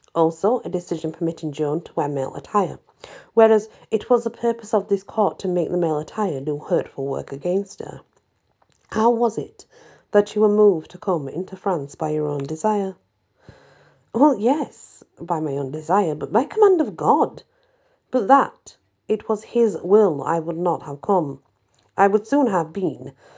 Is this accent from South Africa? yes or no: no; England, United Kingdom; I'm English